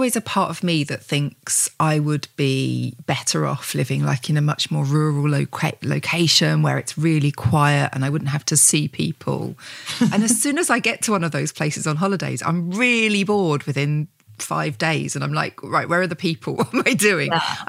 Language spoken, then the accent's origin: English; Gravesend, South East England, United Kingdom; also born or lived in Medway Towns; now in Whitstable, United Kingdom; But I moved from the really working class area of Kent. Like I grew up in Gravesend and then the Medbury Towns. And I felt like a class traitor when I first moved here.